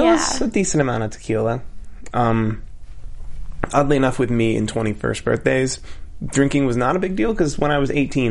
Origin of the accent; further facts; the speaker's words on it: Philadelphia, Pennsylvania, United States; I grew up in Philadelphia